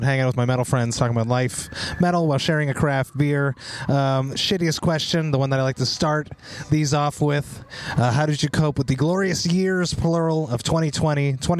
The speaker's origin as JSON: {"language": "English", "town": "Montreal", "region": "Quebec", "country": "Canada", "tie": "born or raised there", "said": "my hometown of Montreal"}